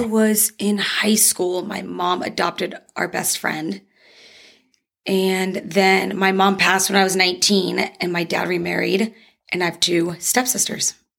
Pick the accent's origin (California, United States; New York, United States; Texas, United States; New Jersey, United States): Texas, United States; Dallas; moved away as an adult; also born or lived in Bridgeport, Connecticut; now in Arizona, United States; I was born in Bridgeport, Connecticut, but okay. I spent most of my life in Dallas. Um, I moved here in 2013.